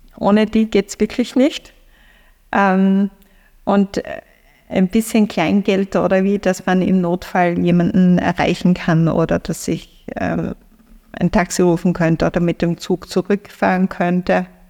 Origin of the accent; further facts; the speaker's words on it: Feldbach, Styria, Austria; now in Graz, Austria; in meine, meine Heimat, also von Graz nach äh, Feldbach in die Oststeiermark